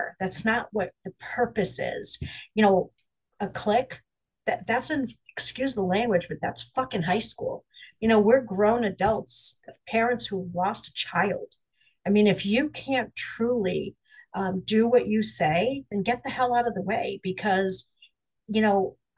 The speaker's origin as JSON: {"language": "English", "town": "Springfield", "region": "Massachusetts", "country": "United States", "tie": "born or raised there", "said": "back to my hometown, which is in Springfield"}